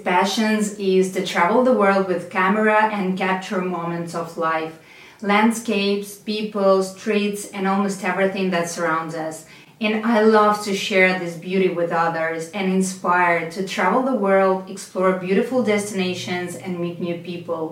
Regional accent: Russia; I'm a photographer from Russia

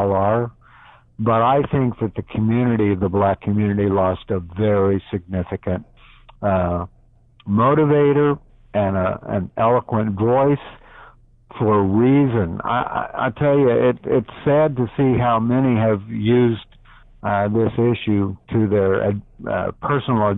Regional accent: Mahomet, Illinois, United States; I grew up out in Mahomet, and it was a white community.

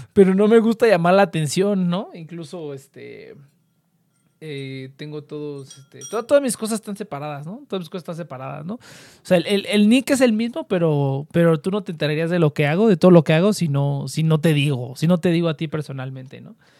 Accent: central Mexico, Mexico; accent: cantadito (del centro); Yo siempre que voy al norte, me están buleando y buleando por el acento

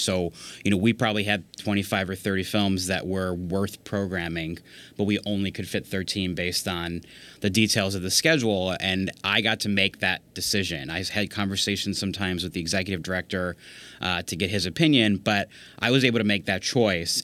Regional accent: Virginia, United States; I grew up in Virginia

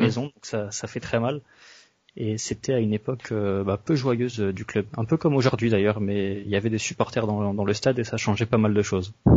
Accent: French Basque Country, Nouvelle-Aquitaine, France; en tant que basque

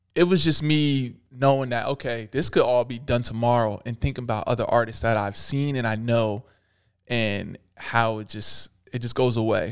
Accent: Pennsylvania, United States; I was from Pennsylvania

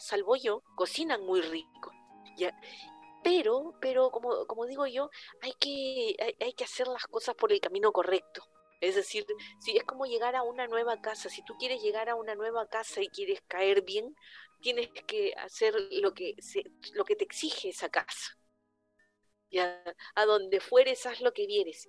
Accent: Lima, Peru; moved away as an adult; now in Santiago, Chile; los limeños somos más capitalinos

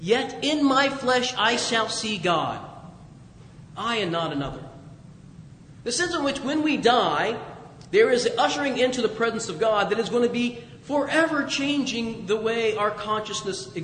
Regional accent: Dayton, Ohio, United States; I'm from Dayton, Ohio

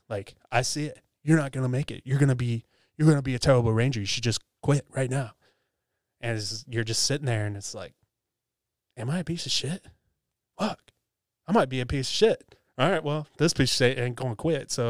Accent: Virginia, United States; I came from Virginia, so DC area, so I, it was kind of a nice change of pace.

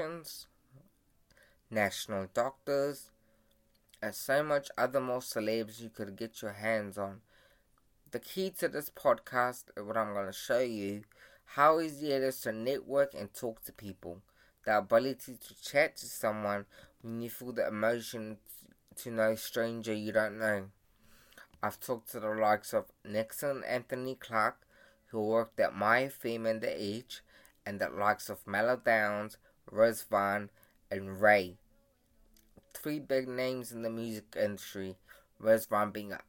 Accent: Fiji; now in New Zealand; So, I was born in Siwa, Fiji. I came to New Zealand as a refugee immigrant to live a better life in New Zealand.

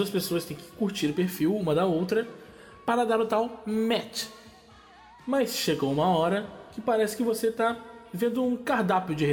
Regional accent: Brasília, Federal District, Brazil; now in São Paulo, Brazil; Vocês me conhecem um pouco e sabem que sou de Brasília. Vim de Sampa em 2017.

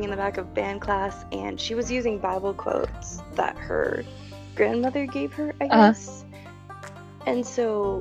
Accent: California, United States; moved away; I grew up in a very small redneck town in California

